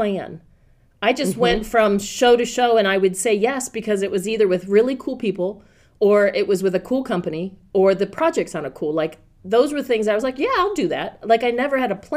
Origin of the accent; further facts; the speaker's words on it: Ravenna, Ohio, United States; now in East Lansing, United States; I grew up one direction in Ravenna